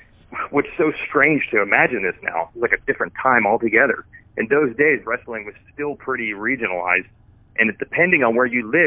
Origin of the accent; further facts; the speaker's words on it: Northeast, United States; I'm from the Northeast, so that was where WWF started.